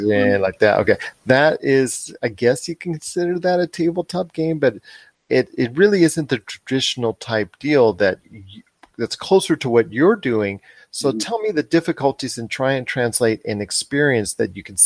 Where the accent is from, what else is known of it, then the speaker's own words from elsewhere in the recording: Southern California, United States; I'm from Southern California area